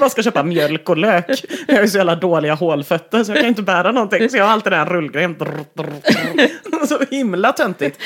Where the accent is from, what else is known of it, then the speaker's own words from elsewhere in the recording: Gothenburg, Västra Götaland, Sweden; jag är uppvuxen i Göteborg